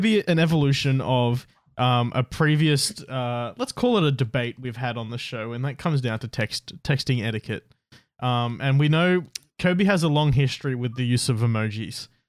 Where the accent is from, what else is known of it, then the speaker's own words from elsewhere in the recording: Australia; we're Australian